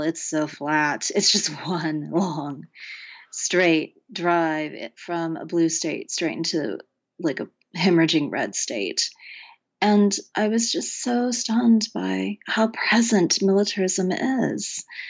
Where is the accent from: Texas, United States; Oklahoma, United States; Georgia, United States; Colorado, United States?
Oklahoma, United States; also born or lived in Wonju, South Korea; I grew up in Oklahoma during, um, the eighties